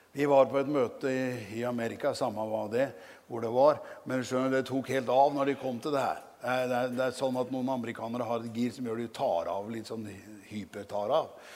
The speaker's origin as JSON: {"language": "Norwegian", "country": "Norway", "tie": "born or raised there", "said": "hjemme på Gjeldsnes misjonshus, hvor jeg vokste opp"}